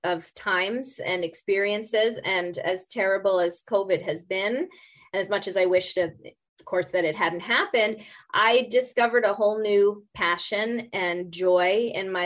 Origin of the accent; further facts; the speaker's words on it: New York City, New York, United States; moved away as an adult; also born or lived in Buenos Aires, Argentina; now in Vernon, Canada; I'm a New Yorker, not born, but bred